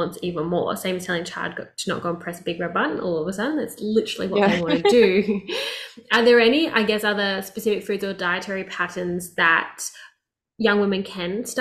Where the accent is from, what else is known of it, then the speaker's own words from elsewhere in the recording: Melbourne, Victoria, Australia; where I grew up in Australia, which was Melbourne